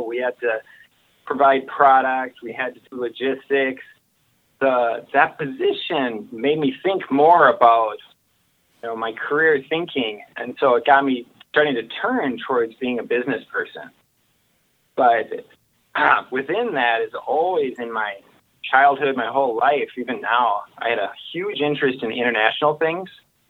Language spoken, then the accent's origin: English; Minnesota, United States; moved away as an adult; now in Shanghai, China; I was from Minnesota.